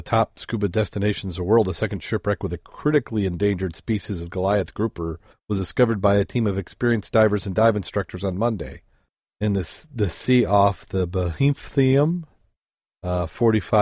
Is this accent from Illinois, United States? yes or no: yes; Chicago, Illinois, United States; we're from the Chicago area